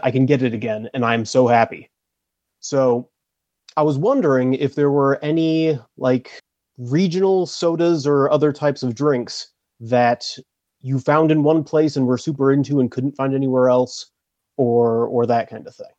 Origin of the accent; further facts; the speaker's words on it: Ohio, United States; moved away as an adult; now in Texas, United States; I'm actually from Ohio. but I live in Texas.